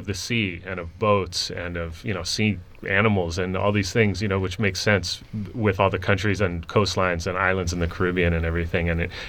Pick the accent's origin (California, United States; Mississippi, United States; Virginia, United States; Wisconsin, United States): California, United States; Bay Area; my background growing up around the Bay Area playing Latin music